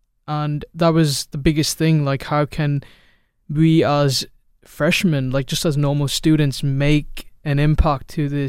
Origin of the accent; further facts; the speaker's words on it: Chicago, Illinois, United States; also born or lived in United Kingdom / Dubai; I am originally from Chicago, but I've been everywhere my whole life, so UK, Dubai, and I'm back in the States.